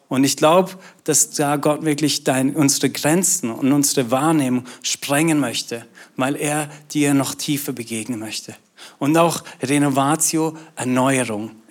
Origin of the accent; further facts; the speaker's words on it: Austria; now in Schwäbisch Hall, Germany; Ähm, bin eigentlich in Österreich aufgewachsen und äh, bin Schweizer.